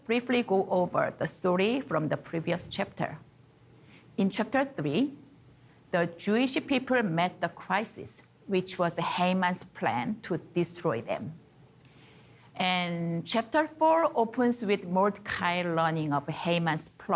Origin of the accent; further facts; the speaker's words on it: South Korea; moved away as an adult; also born or lived in China; now in Canada; I was born and grew up in South Korea